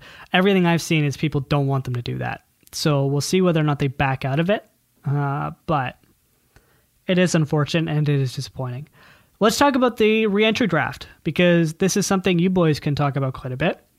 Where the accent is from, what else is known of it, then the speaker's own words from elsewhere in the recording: Scotland, United Kingdom; God, I'm Scottish.